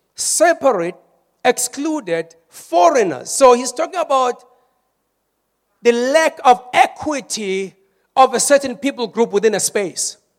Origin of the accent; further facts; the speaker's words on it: South Africa; we are more South African